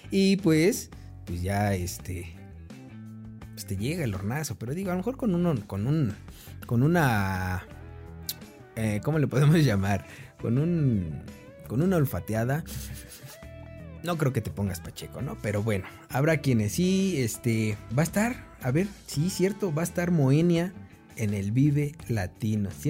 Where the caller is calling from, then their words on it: Buenos Aires, Argentina; Hola amigos de Atmósfera Radio 105 en Puebla, México. Mandamos mensajes desde Buenos Aires, Argentina. Somos de … del pan rock porteño.